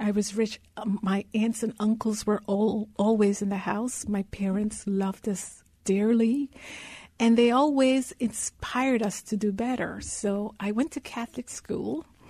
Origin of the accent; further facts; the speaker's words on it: Guyana; now in United States; So I was born in Guyana, South America. I grew up in a country of the size of Rhode Island, less than a million people.